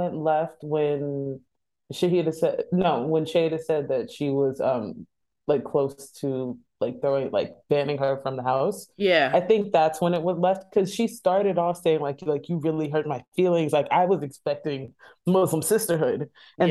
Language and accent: English; San Diego, California, United States; and then I'm from East San Diego, girl. I don't care.